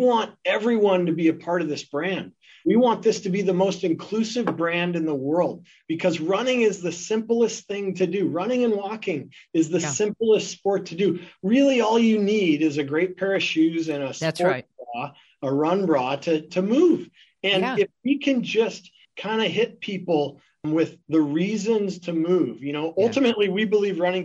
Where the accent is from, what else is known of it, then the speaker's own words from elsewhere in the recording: Ireland; now in Seattle, United States; I'm an Irishman